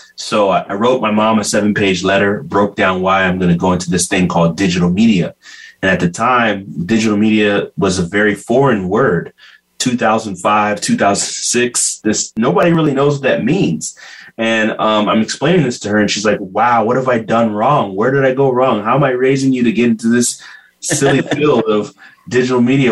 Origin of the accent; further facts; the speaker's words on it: Bakersfield, California, United States; I was born in Bakersfield, California, but raised the Ghanaian way